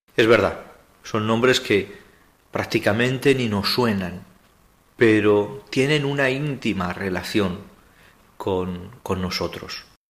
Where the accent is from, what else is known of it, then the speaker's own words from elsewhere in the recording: Zaragoza, Aragon, Spain; soy de Zaragoza y pilarista